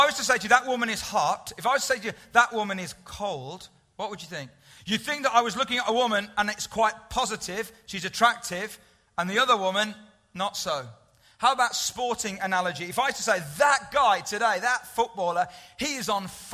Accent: United Kingdom; we're British

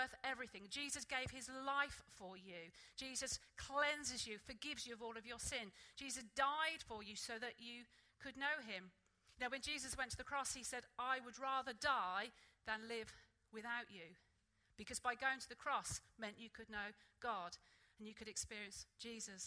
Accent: Norwich, East of England, United Kingdom; moved away; when I grew up in Sunday school back in Norwich

